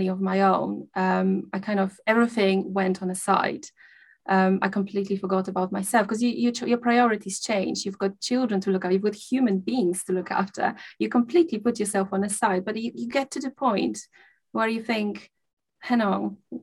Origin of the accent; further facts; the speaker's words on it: Poland; moved away; I grew up in a small village in Poland. I come from Poland.